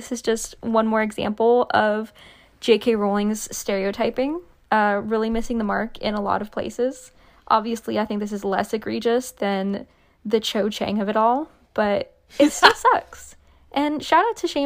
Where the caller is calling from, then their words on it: Edinburgh, Scotland, United Kingdom; I'm calling in from Edinburgh, where I live with my husband